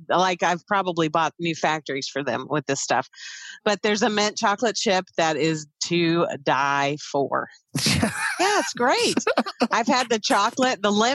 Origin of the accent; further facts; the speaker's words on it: United States; I'm an American that has some digestive issues.